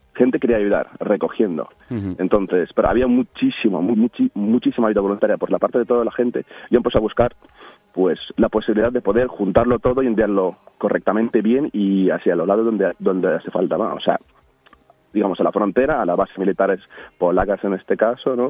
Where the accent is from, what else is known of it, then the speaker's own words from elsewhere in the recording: Ukraine; Spanish is a second language; moved away as an adult; now in Spain; como un ucraniano